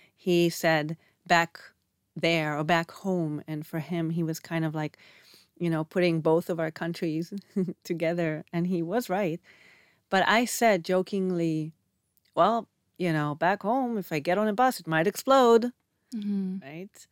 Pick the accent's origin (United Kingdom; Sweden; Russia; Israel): Israel; moved away as an adult; also born or lived in Canada; if in Canada I was too Israeli, then I come here and I'm too Canadian